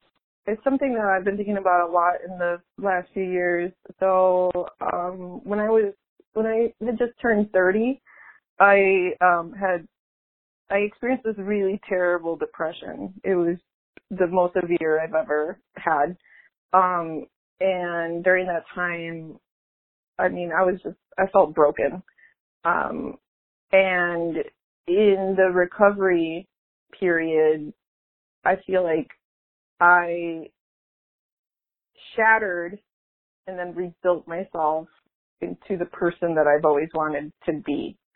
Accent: Cicero, Illinois, United States; accent: Chicago; moved away as an adult; also born or lived in Bridgeport, Chicago; now in New Jersey, United States; I'm Mexican American. I grew up in Cicero, Illinois. Shout out to Cicero, border Chicago, and most of my family still in the Chicago area. I'm currently living in New Jersey because I'm teaching at Princeton

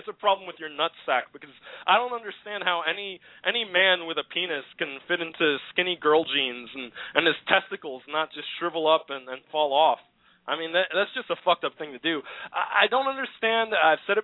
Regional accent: United States; we're American

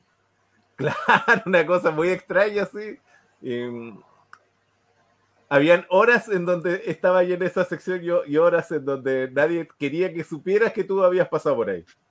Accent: Punta Arenas, Magallanes and Chilean Antarctica, Chile; yo soy de Punta Arena

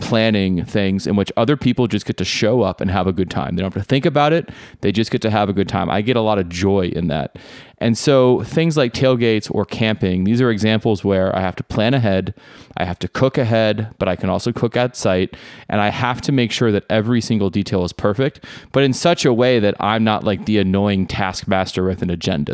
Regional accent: Nashville, Tennessee, United States; also born or lived in Buffalo, New York; Nashville, Tennessee, where I grew up and currently reside

